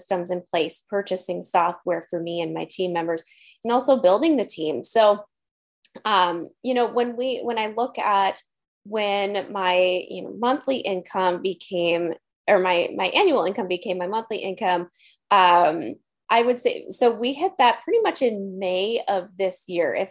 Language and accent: English; Green Bay, Wisconsin, United States; I'm from Green Bay, Wisconsin. We're Midwesterners here